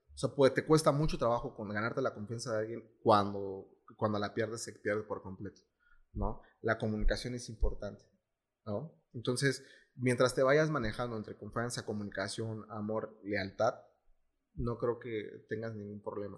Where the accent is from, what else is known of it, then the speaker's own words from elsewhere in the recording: Mexico; como mexicanos, bueno, como latinos